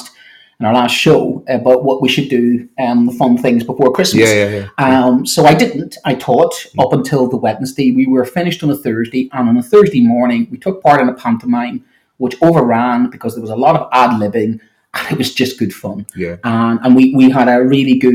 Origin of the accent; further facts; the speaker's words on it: Ireland; I'm an Irishman